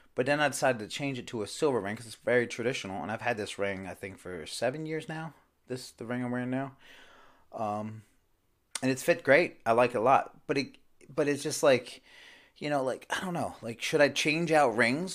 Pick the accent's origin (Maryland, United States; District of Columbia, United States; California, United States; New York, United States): Maryland, United States; Baltimore; moved away; I'm originally from Baltimore, Maryland